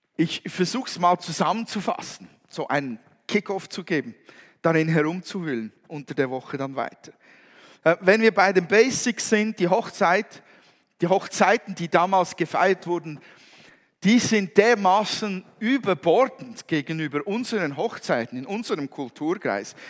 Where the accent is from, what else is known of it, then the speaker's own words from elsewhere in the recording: Switzerland; bei uns in der Schweiz